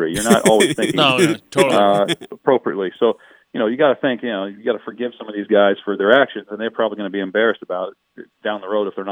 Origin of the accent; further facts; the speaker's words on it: Cincinnati, Ohio, United States; moved away; I'm from Cincinnati